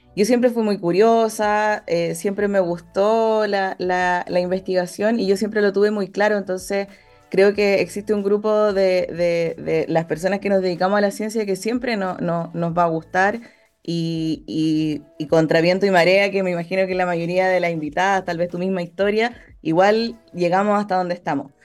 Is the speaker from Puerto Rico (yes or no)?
no; Santiago, Santiago Metropolitan Region, Chile; moved away as an adult; also born or lived in Concepción / Atacama; Soy santiaguina, eh, santiaguina rehabilitada, siempre yo lo menciono porque... Estudié el pregrado y el posgrado en Santiago